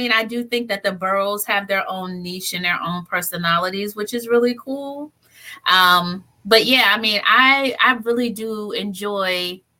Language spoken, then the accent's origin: English; Johnstown, Pennsylvania, United States; born or raised there; moved away as an adult; also born or lived in Philadelphia, Pennsylvania / Columbia, Missouri / New Brunswick, New Jersey; now in Newark, United States